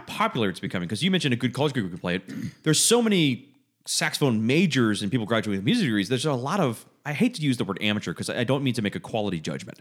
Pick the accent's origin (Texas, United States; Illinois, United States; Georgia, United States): Georgia, United States; I'm from Georgia